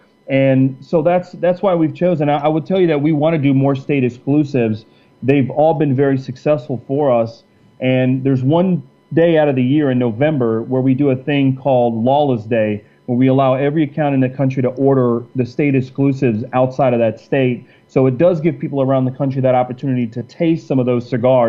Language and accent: English; Cincinnati, Ohio, United States; And I am from Cincinnati, Ohio. I grew up in Cincinnati. I'm a diehard Cincinnati Reds fan.